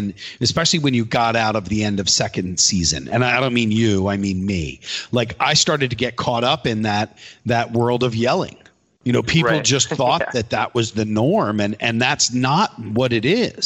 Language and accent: English; East Coast, United States; We grew up on the East Coast.